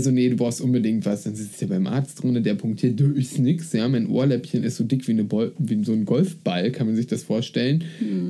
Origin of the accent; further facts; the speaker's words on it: eastern Germany, Germany; now in Berlin, Germany; Ich komme aus dem Osten